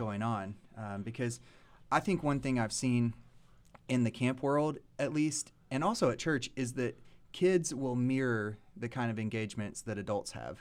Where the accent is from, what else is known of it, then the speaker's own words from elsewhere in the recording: Lexington, Kentucky, United States; moved away as an adult; now in Nashville, United States; Born and raised in Lexington